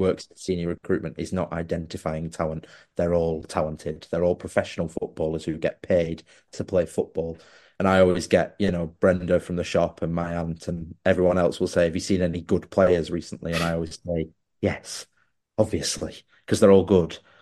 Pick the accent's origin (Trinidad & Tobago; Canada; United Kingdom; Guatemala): United Kingdom; Wigan, North West England; I was born in Wigan